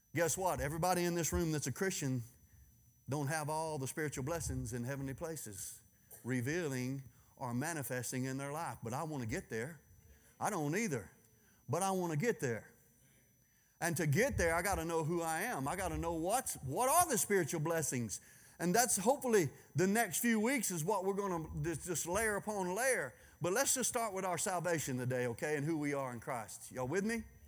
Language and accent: English; Louisiana, United States; I'm from Louisiana